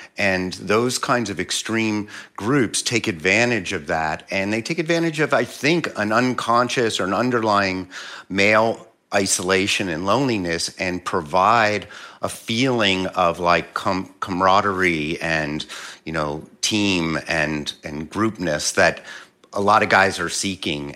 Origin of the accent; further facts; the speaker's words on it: Philadelphia, Pennsylvania, United States; I'm, I'm originally from Philly.